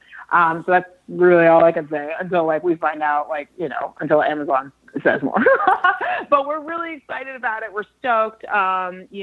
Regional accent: Dallas, Texas, United States; I grew up in Dallas, Texas

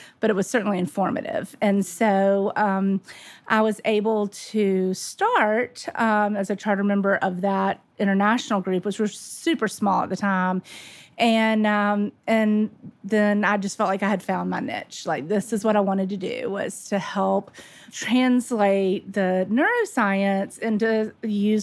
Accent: Birmingham, Alabama, United States; also born or lived in Nashville, Tennessee; I grew up in Birmingham, Alabama

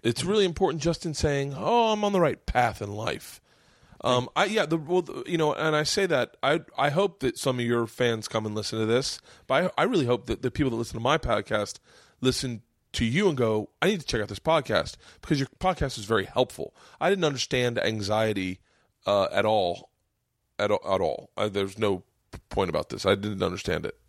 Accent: Florida, United States; I grew up in Florida.

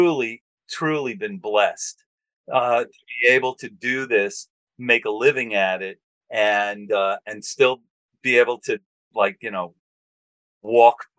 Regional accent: New York City, New York, United States; We grew up on Staten Island.

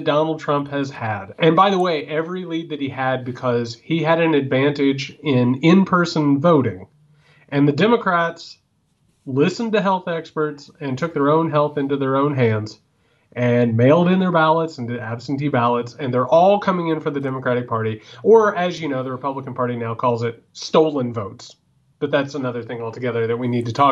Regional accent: Indiana, United States; also born or lived in Illinois; now in Georgia, United States; I live in Georgia. I grew up in Indiana. I lived for a short amount of time in Illinois.

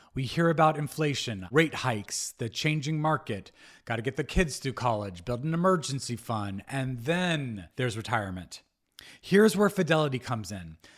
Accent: Albuquerque, New Mexico, United States; moved away; I was raised in Albuquerque, New Mexico

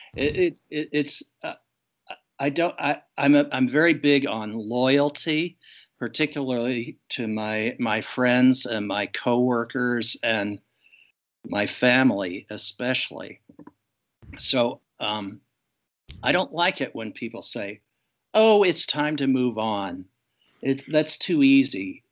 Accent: Pittsburgh, Pennsylvania, United States; my hometown of Pittsburgh

